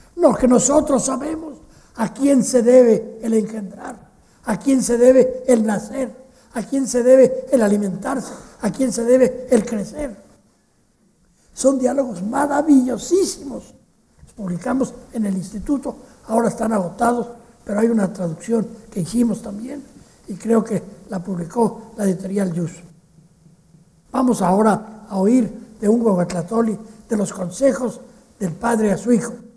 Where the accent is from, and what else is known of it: Mexico